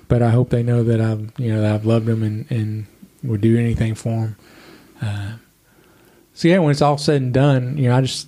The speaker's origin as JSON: {"language": "English", "town": "Bowling Green", "region": "Kentucky", "country": "United States", "tie": "born or raised there", "also_born_or_lived": "Evansville, Indiana / Tampa, Florida / Henderson, Kentucky", "said": "I grew up here in Bowling Green."}